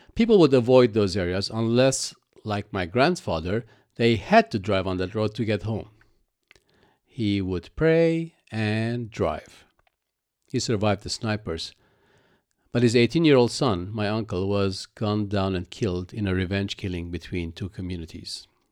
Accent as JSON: {"language": "English", "country": "Lebanon", "tie": "born or raised there", "also_born_or_lived": "Cyprus", "moved": "as an adult", "said": "I was born in Lebanon and practically grew up with the civil war that ravaged that country."}